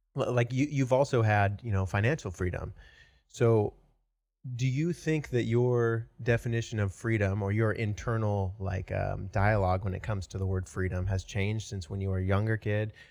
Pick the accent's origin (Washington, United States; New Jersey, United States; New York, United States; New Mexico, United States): Washington, United States; moved away as an adult; now in Austin, United States; originally from Washington State